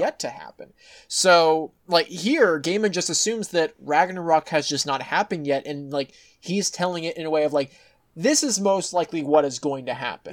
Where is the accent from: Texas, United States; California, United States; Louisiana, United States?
Texas, United States; as a Texan